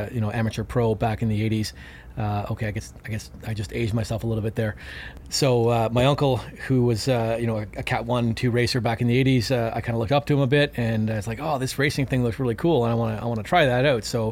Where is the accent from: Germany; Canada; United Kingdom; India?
Canada; I'm from Canada